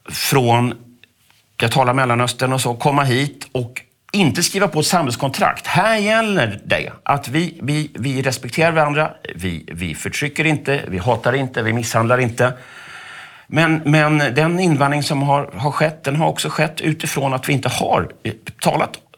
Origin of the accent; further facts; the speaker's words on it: Sweden; jag vet inte om jag ska gå omkring och skämmas som svensk eller som medborgare i det här landet